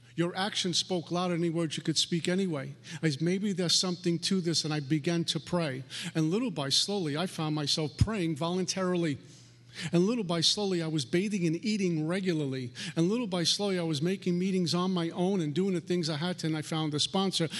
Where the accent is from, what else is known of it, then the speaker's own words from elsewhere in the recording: New York City, New York, United States; I'm a punk from Brooklyn